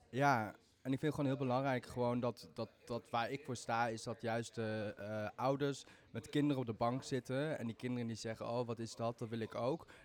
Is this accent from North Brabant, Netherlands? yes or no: no; Maastricht, Limburg, Netherlands; Ik bedoel, ik kom uit Limburg. Ik ben gewoon een echte Maastrichtenaar in hart en nieren.